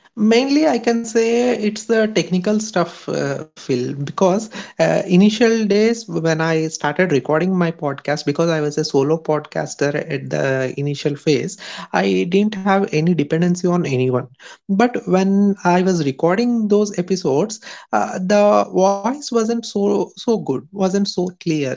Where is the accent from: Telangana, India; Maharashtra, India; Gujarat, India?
Telangana, India; Hyderabad; I'm from Hyderabad, India.